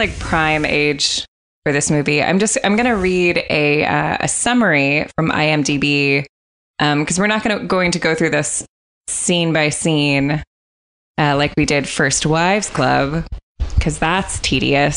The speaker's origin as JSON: {"language": "English", "country": "United States", "said": "I'm American"}